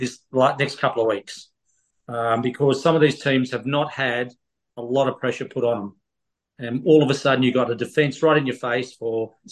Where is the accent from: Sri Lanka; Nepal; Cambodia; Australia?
Australia